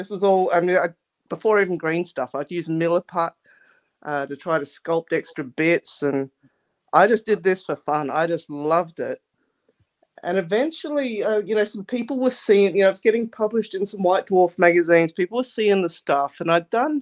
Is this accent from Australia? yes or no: yes; Adelaide, South Australia, Australia; I grew up in Adelaide, South Australia